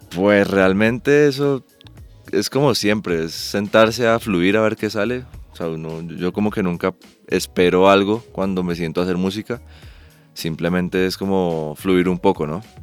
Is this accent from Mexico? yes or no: no; Ibagué, Tolima, Colombia; Yo soy de Ibagué